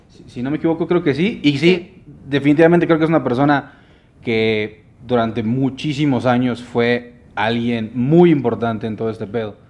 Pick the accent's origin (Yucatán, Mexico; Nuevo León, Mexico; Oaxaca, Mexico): Yucatán, Mexico; Mérida; yo soy de Mérida